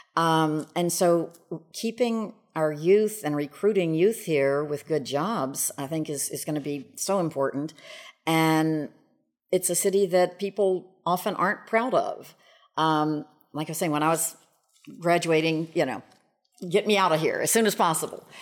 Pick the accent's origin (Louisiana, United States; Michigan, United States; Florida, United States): Louisiana, United States; Shreveport; moved away as an adult; I was very fortunate in going to Southfield School, and Southfield was right behind our house